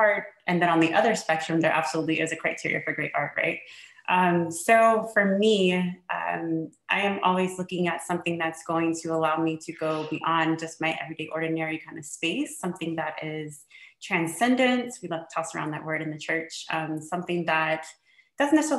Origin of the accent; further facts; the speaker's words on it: Houston, Texas, United States; now in Pasadena, United States; I'm originally from Houston, Texas, but I currently live in Pasadena, California